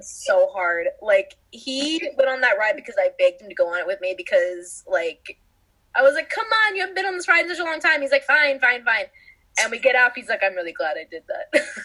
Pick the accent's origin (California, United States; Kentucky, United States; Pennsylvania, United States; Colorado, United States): California, United States; we are from California